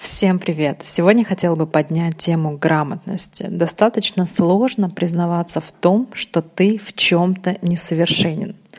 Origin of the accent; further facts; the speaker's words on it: Uzbekistan; first language Russian; now in Russia; я родилась в Узбекистане, у меня, естественно, был урок русского языка, русский — это мой родной язык. Эм, потом, когда я переехала в Россию